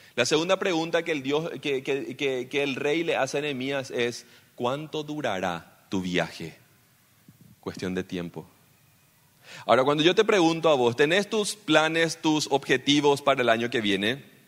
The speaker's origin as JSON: {"language": "Spanish", "country": "Paraguay"}